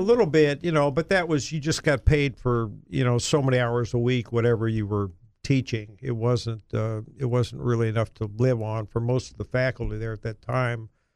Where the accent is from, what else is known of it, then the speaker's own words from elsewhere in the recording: Cleveland, Ohio, United States; moved away as an adult; now in Little Rock, United States; growing up in a large city in Ohio up north, uh, Cleveland, yeah, Cleveland